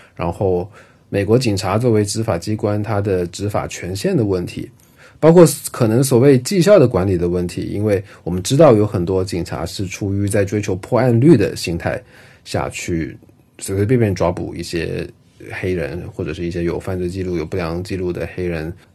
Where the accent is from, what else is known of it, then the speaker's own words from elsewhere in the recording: China; 像我们这一代八零后、九零后的中国人